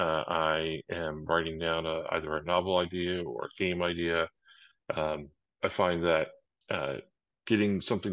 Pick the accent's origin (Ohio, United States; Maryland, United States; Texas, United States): Maryland, United States; accent: Baltimore; now in Atlanta, United States; I was born in Maryland. In the United States, so I have a little bit of a Baltimore accent when occasion, or Washington.